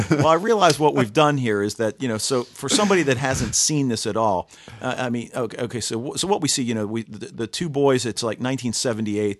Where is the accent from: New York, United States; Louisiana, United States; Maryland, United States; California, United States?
Maryland, United States; Baltimore; I'm from Baltimore